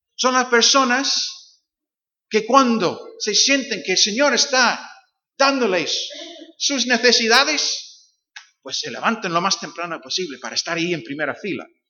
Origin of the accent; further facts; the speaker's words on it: Northern Ireland, United Kingdom; Spanish is a second language; now in Algeciras, Spain; soy de Irlanda del Norte, como dijo Rubén, eh, aunque mis raíces son, son escoceses, porque mi padre es escocés, mi madre es inglesa